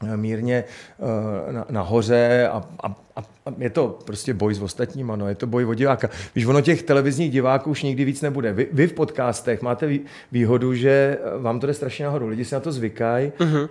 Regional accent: Prague, Czechia; já jsem vyrůstal v paneláku na Novodvorský

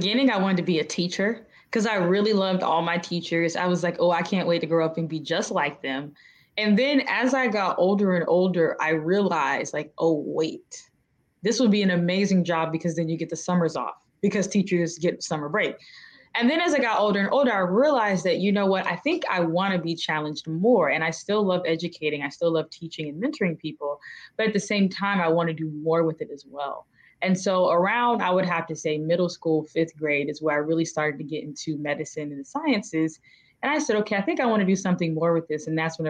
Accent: Tallahassee, Florida, United States; It was actually amazing. I mean, I like being a small town girl. I like being in a place where you don't really have to lock your doors or worry about who's next to you.

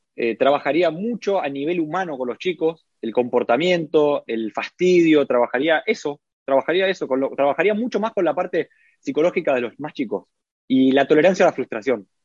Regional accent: Buenos Aires, Argentina; moved away as an adult; also born or lived in Lauria, Italy; now in Italy; En Argentina hablo de Capital Federal, que yo soy de Capital.

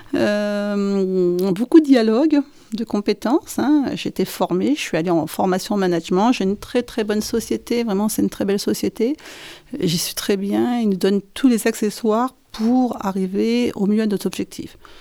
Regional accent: the North, Hauts-de-France, France; moved away as an adult; now in Saint-Christol-lez-Alès, France; je viens du Nord et j'ai ouvert Marie dans le Nord

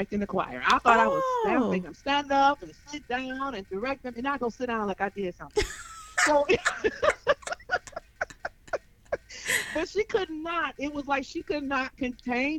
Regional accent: Detroit, Michigan, United States; now in Birmingham, United States; We are originally from Detroit, Michigan

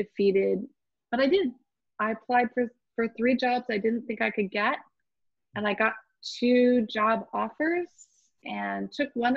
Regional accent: Orange County, California, United States; Born and raised in Orange County, California.

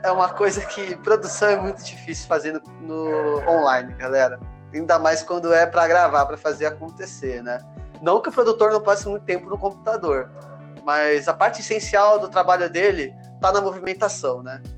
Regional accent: Santos, São Paulo, Brazil; Eu sou de Santos

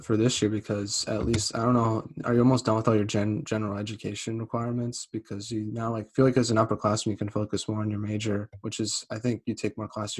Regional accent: Central Massachusetts, United States; being from Central Mass

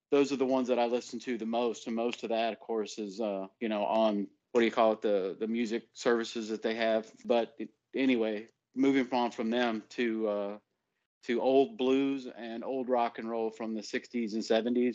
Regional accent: Mississippi, United States; moved away as an adult; also born or lived in Belgium; now in California, United States; I grew up in the Deep South in Mississippi with my father, who is a Navy guy who was born in Alabama.

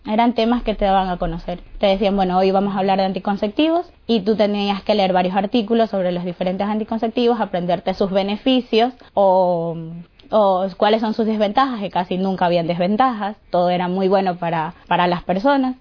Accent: Guayaquil, Guayas, Ecuador; soy de Guayaquil, Ecuador

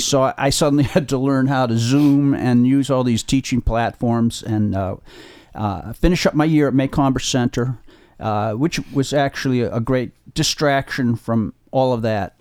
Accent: Holliston, Massachusetts, United States; I grew up in Holliston, which is in Middlesex County outside of Boston.

